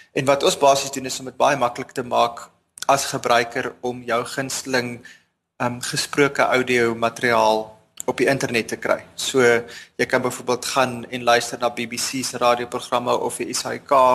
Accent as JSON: {"language": "Afrikaans", "town": "Bloemfontein", "region": "Free State", "country": "South Africa", "tie": "born or raised there", "also_born_or_lived": "Stellenbosch", "moved": "as an adult", "lives_now": "Cape Town, South Africa", "said": "Ek het in Bloemfontein grootgeword, eerste 19 jaar daar spandeer"}